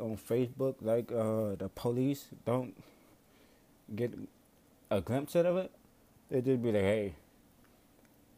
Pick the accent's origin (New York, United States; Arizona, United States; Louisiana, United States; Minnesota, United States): Louisiana, United States; Marrero; I come from Marrero, Louisiana